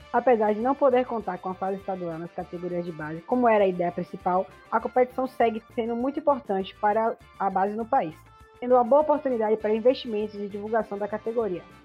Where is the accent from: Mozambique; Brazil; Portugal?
Brazil; Salvador, Bahia; eu sou de Salvador, aqui na Bahia